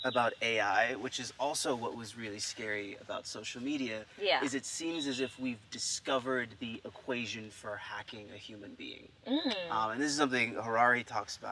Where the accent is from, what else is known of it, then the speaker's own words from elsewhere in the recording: United States; me being American